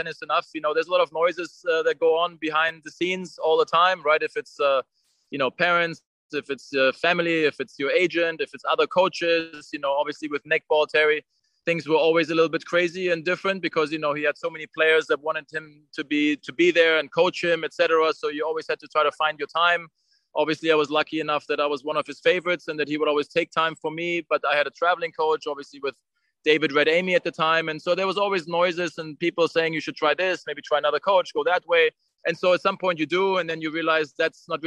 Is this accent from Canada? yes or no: no; Germany; for a German player growing up in Germany.